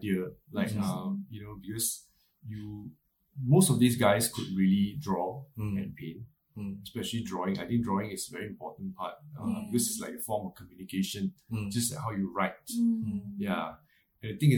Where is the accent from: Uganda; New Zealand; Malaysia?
Malaysia; moved away as an adult; now in Singapore; growing up in Malaysia, because my childhood till my teens, I was in like Malaysia until when I was like a young adult, then I moved to Singapore.